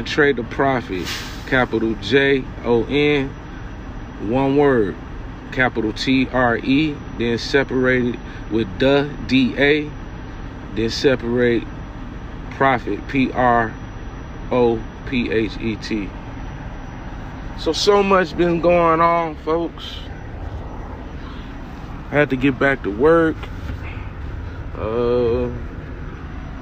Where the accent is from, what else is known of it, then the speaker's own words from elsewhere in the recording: West Covina, California, United States; now in North Carolina, United States; I'm from Los Angeles, California, West Covina, California. I moved from that state to a whole different state, way across the country, to North Carolina